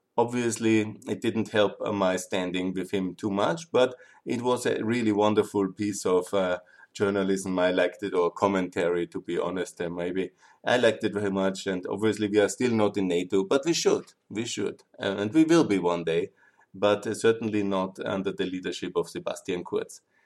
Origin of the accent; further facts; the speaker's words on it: Austria; I'm also from Austria